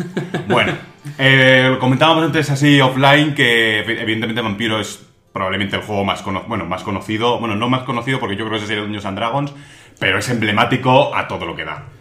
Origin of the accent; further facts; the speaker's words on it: Madrid, Community of Madrid, Spain; nosotros somos de Madrid